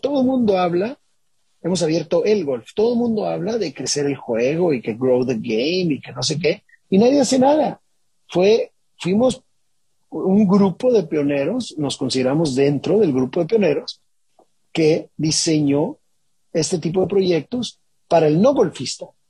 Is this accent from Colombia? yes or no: no; Mexico; hecho en México por un mexicano